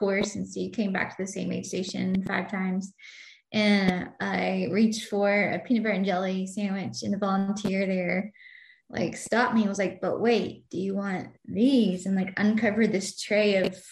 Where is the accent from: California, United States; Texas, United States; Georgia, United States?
Georgia, United States; Douglasville; now in Atlanta, United States; the hometown where I grew up in Douglasville